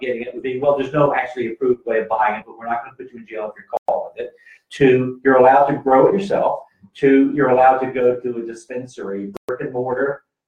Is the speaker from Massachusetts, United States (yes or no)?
no; Georgia, United States; my home state of Georgia